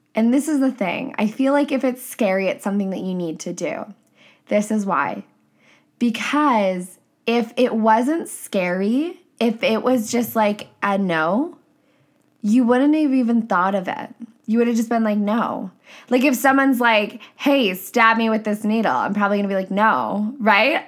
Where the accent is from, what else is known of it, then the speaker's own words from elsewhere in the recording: Canada; I'm a Canadian coach